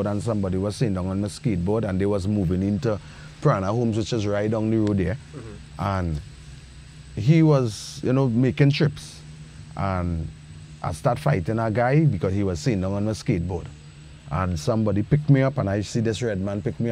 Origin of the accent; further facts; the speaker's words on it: Trinidad & Tobago; in Trinidad, I remember my grandmama had a lamp called Home Sweet Home.